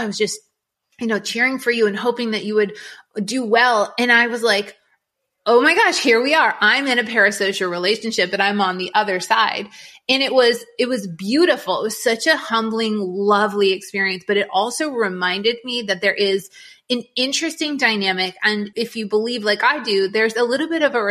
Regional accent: New England, United States; moved away; I grew up in New England

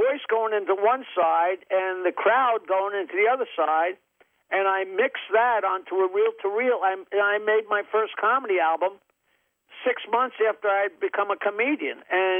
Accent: Long Island, New York, United States; born or raised there

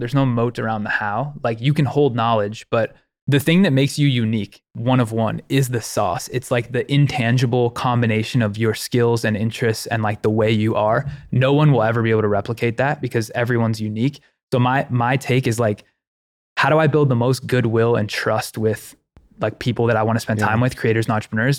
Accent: Ohio, United States; I grew up in Ohio

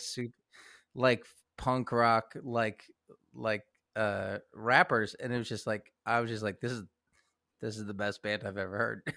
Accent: Kansas City, Missouri, United States; moved away; also born or lived in Lawrence, Kansas; I'm from Kansas City. Uh, like, I, I am the, uh, the rare occasion of someone who is a Kansan who grew up in Missouri

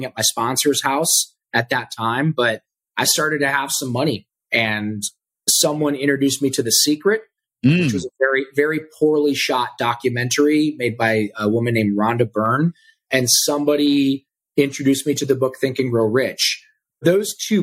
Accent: Ohio, United States; now in Austin, United States; I'm from Ohio

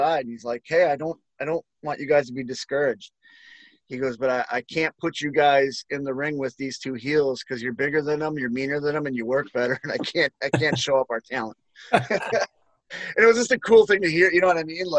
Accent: Milwaukee, Wisconsin, United States; I come from Milwaukee

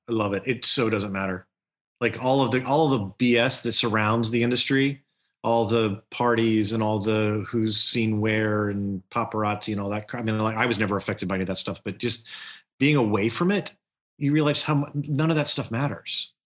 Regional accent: Louisiana, United States; Growing up in Louisiana

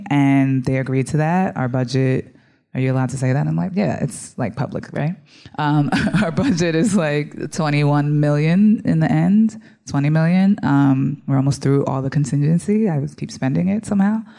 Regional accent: New Jersey, United States; also born or lived in Bronx, United States; I'm from the Bronx originally, grew up in Jersey as well.

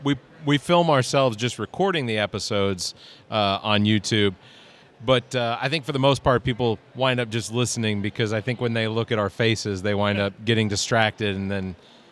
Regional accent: Atlanta, Georgia, United States; moved away as an adult; now in Columbia, United States; I grew up in Atlanta. I moved here back in 2000.

